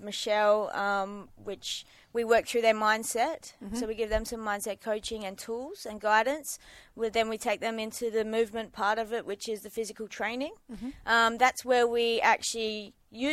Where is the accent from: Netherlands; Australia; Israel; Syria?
Australia; Mandurah, Western Australia; I grew up in Mandurah and went to a pretty tough school